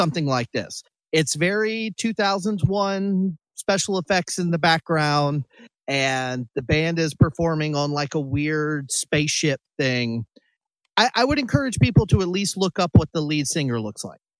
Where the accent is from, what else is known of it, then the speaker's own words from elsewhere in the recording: Greensboro, North Carolina, United States; Me and Danger grew up in the same kind of area for the most part in North Carolina around Greensboro